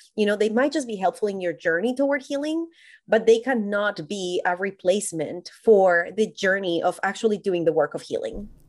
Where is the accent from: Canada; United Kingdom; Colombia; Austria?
Colombia; moved away as an adult; now in United States; I was born and raised in Colombia, and I moved to the U S when I was about twenty-five